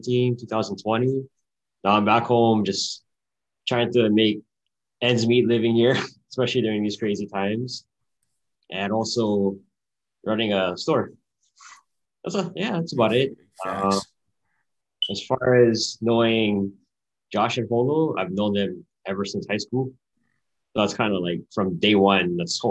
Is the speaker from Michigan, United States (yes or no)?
no; Oahu, Hawaii, United States; I'm from Oahu, where all of us are from.